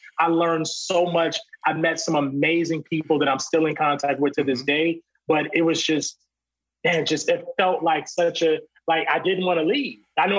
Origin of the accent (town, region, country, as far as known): Virginia, United States